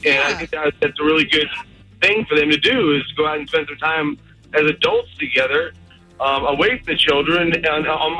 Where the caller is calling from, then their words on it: Mount Dora, Florida, United States; I'm calling from Mount Dora.